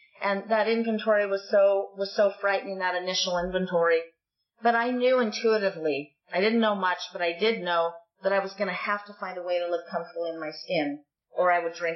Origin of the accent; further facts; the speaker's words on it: Santa Cruz, California, United States; moved away as an adult; also born or lived in Honolulu / Los Angeles; my hometown in Santa Cruz